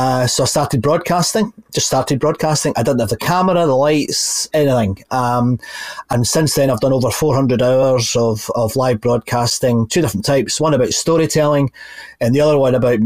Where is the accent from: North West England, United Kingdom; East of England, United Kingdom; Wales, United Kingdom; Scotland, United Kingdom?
Scotland, United Kingdom; just outside Glasgow; I grew up in just outside Glasgow